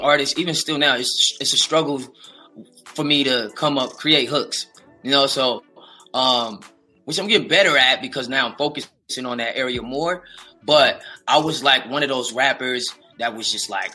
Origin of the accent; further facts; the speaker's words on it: West Coast, United States; I'm from the West